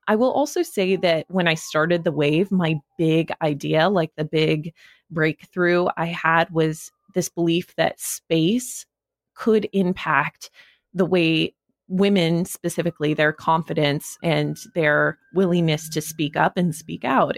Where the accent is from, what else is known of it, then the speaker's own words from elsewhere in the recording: Wyoming, United States; moved away as an adult; also born or lived in New York, United States; now in Los Angeles, United States; I grew up in Wyoming